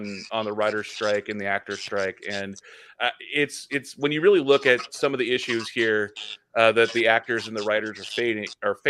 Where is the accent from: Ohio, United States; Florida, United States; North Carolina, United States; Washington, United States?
Washington, United States; Seattle; I'm from Seattle